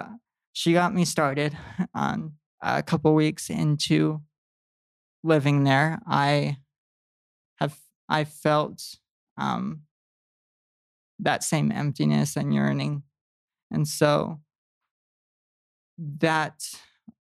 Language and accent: English; West Valley City, Utah, United States; moved away as an adult; also born or lived in Arizona / Vernal, Utah; now in Tooele, United States; I grew up in West Valley.